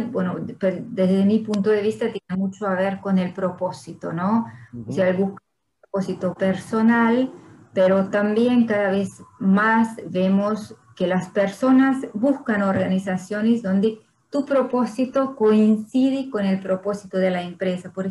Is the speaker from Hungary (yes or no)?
yes; Hungary; Spanish is a second language; moved away as an adult; also born or lived in France / Brazil; Soy húngara y francesa